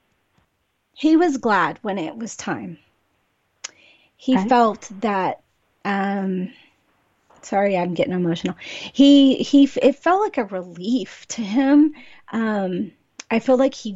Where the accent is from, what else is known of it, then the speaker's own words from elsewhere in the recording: California, United States; I'm from California